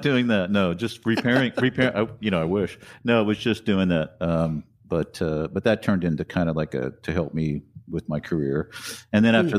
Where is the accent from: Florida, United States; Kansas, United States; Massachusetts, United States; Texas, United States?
Kansas, United States; Wichita; moved away as an adult; also born or lived in New York; I was in Wichita, Kansas. That's where I grew up.